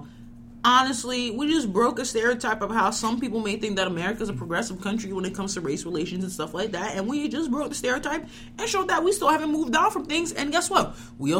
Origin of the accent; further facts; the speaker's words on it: Florida, United States; I was kind of raised in Florida.